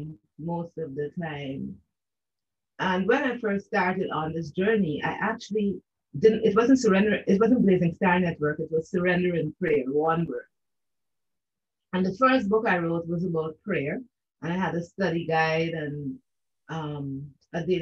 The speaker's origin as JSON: {"language": "English", "country": "Guyana", "moved": "yes", "lives_now": "Canada", "said": "I am from the country of Guyana. I am a Guyanese"}